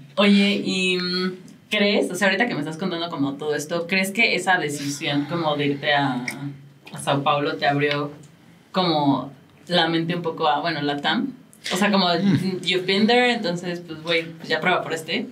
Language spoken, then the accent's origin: Spanish; Mexico; como mexicanos lo hemos tenido que ir aprendiendo